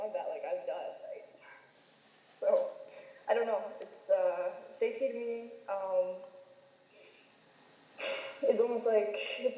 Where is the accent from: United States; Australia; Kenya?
United States; now in Canada; I grew up in the United States